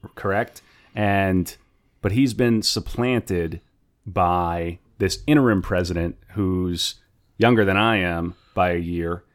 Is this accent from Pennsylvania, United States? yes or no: no; North Dakota, United States; growing up in North Dakota